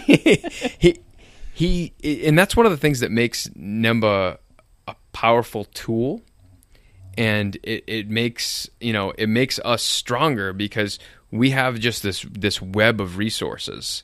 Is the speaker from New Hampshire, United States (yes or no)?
yes; Nashua, New Hampshire, United States; I grew up in Nashua